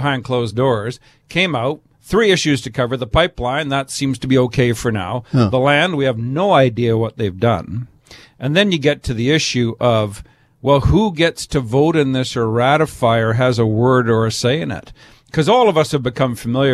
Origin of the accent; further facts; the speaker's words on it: British Columbia, Canada; we as British Columbians